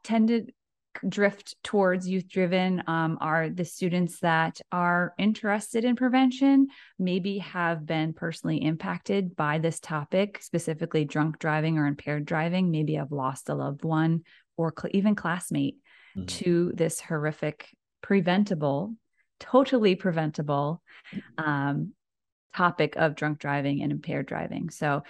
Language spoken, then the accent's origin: English; Narragansett, Rhode Island, United States; All right. Well … I grew up in Narragansett, Rhode Island. So I'm a Rhode Islander through and through.